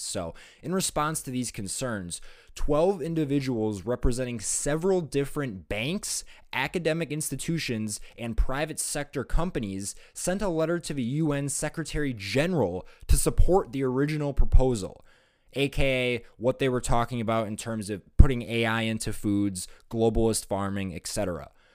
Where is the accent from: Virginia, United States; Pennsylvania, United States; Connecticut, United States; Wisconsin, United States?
Wisconsin, United States; my home state of Wisconsin